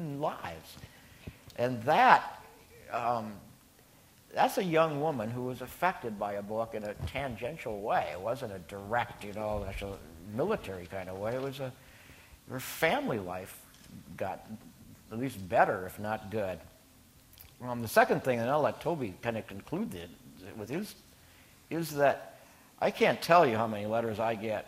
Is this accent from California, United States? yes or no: no; Minnesota, United States; my home state, Minnesota